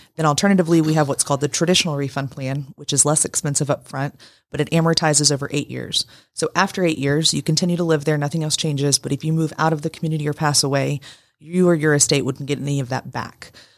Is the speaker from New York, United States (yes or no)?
no; Woodstock, Georgia, United States; now in Rome, United States; I'm from Woodstock, Canton